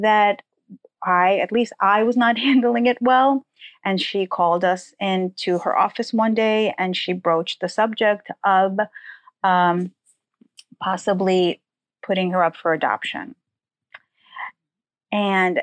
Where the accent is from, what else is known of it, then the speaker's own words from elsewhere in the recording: New York City, New York, United States; English is a second language; also born or lived in Soviet Ukraine; We arrived in Forest Hills, Queens, and that's where I spent most of my childhood